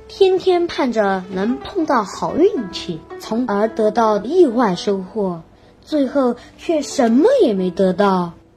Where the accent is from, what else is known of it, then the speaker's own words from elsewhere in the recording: Santai, Sichuan, China; 今年九岁了。我来自狮山省三台县同川三小三年级三班